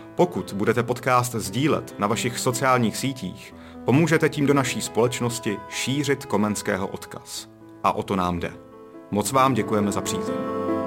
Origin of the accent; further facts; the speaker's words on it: South Bohemian Region, Czechia; Já sám jsem jeho Čech